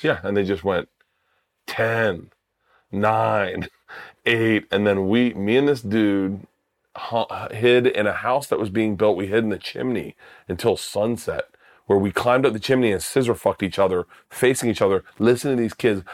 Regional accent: Florida, United States; I grew up in Florida

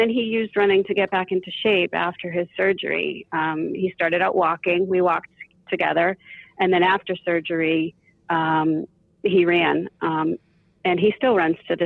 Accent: outside of Boston, Massachusetts, United States; I grew up outside of Boston

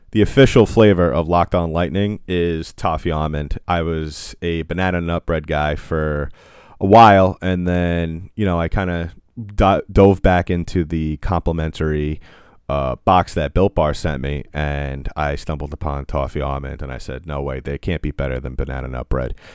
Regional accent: United States; I'm an American

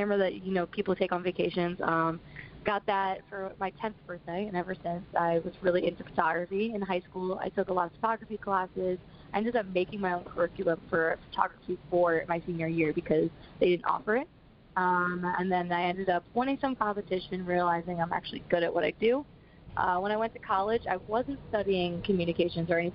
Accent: Marlton, New Jersey, United States; I'm from Marlton, New Jersey, which is about 10 miles east of Philly

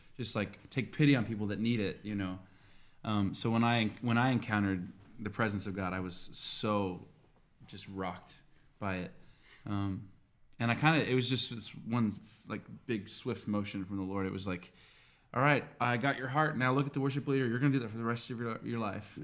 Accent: Tulsa, Oklahoma, United States; I'm from Tulsa, Oklahoma as well

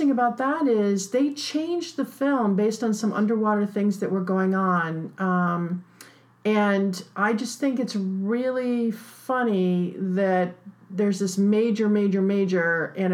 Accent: New York, United States; I'm from New York, so in New York City, the big thing is do you make the obits

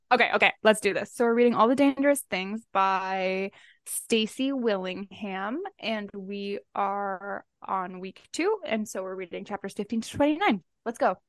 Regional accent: Canada

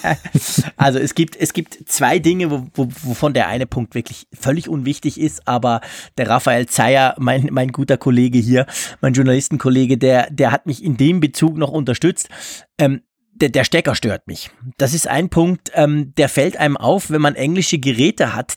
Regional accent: Switzerland; ich komme aus der Schweiz

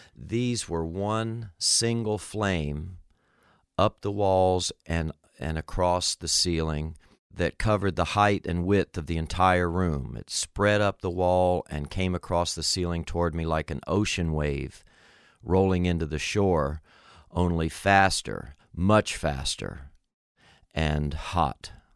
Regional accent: Miami, Florida, United States; When I was a kid growing up in Miami, Florida, we lived in a little duplex apartment.

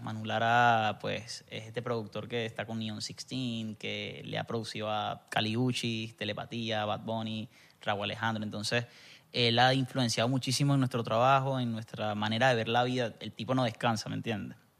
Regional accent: Barinas, Venezuela; moved away; also born or lived in Zulia; Eh, como nací en el Zulia, pero crecí en Barinas.

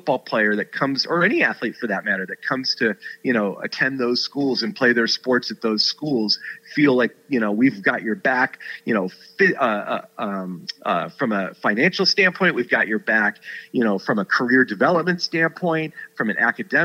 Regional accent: Southern California, United States; growing up in Southern California in the shadow of the Rose Bowl

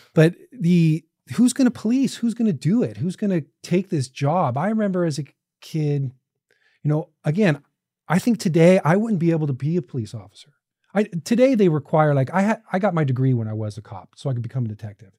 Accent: Orange County, California, United States; I was a kid from Orange County

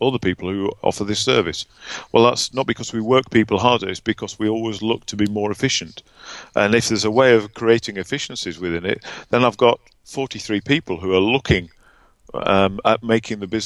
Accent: Barnsley, Yorkshire and the Humber, United Kingdom; I'm very proudly from Barnsley in Yorkshire

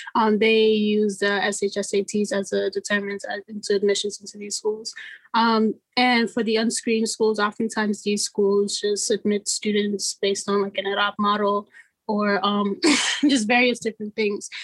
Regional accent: New York City, New York, United States; I'm first generation Guinean American, also born and raised in Brooklyn

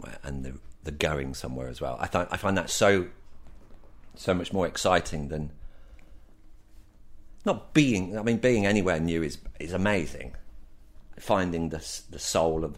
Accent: Northampton, East Midlands, United Kingdom; I was born in Northampton, middle of the country

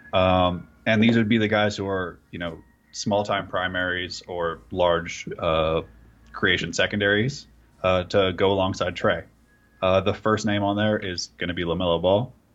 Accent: California, United States; I grew up in California

